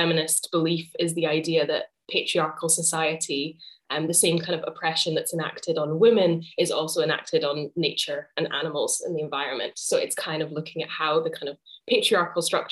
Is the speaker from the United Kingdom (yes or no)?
yes; Edinburgh, Scotland, United Kingdom; also born or lived in Cambridge / St Andrews; I'm a playwright and theatre maker from Edinburgh. I grew up in Edinburgh as well.